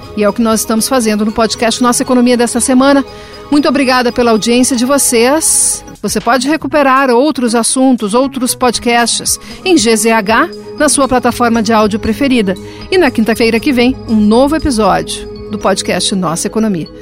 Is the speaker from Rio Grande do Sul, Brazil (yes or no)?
yes; Rio Grande do Sul, Brazil; eu me coloco como gaúcha